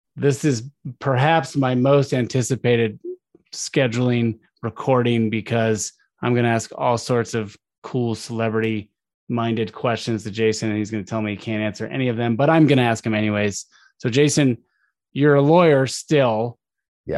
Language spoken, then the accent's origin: English; Arizona, United States; I'm from Arizona